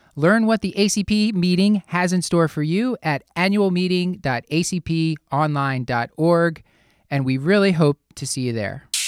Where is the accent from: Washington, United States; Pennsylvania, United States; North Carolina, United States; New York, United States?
Pennsylvania, United States; Philadelphia; Here in my hometown of Philadelphia, Pennsylvania